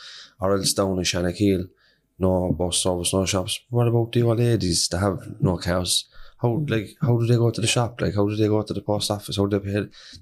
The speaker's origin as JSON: {"language": "English", "town": "Cork", "region": "Munster", "country": "Ireland", "tie": "born or raised there", "said": "we're from Knocknaheeny all our lives, right?"}